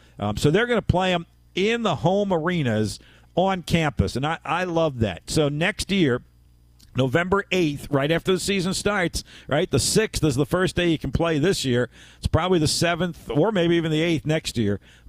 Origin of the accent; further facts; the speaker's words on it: Philadelphia, Pennsylvania, United States; the Palestra in Philadelphia. I got to put my hometown, icon up there first and foremost.